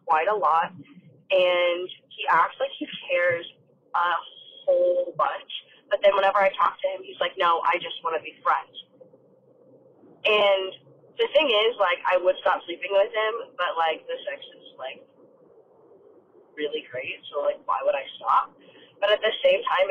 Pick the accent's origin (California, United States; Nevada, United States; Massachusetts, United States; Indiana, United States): Nevada, United States; Las Vegas; I am 19 years old. I'm from Vegas.